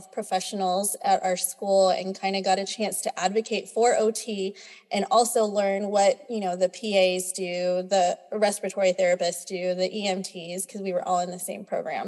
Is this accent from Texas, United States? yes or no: yes; Texas, United States; So I'm a born and raised Texan. I'm Filipina